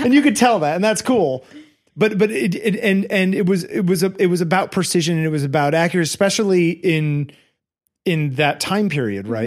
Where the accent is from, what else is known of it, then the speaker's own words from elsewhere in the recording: Connecticut, United States; I grew up in Connecticut